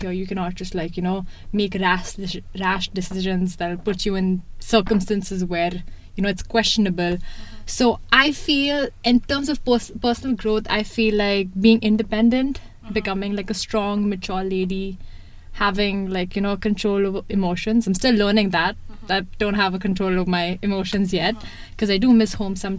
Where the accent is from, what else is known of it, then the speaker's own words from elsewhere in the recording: Mumbai, Maharashtra, India; moved away as an adult; now in Toronto, Canada; This is my fourth year in Canada. I come from India, Bombay, one of the biggest metropolitan cities in India